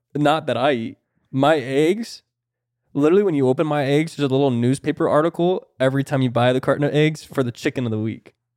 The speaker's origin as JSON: {"language": "English", "region": "Florida", "country": "United States", "said": "I'm from Florida"}